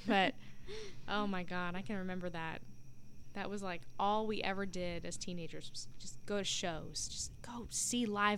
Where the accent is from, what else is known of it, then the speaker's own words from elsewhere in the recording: Jacksonville, Florida, United States; I grew up in Jacksonville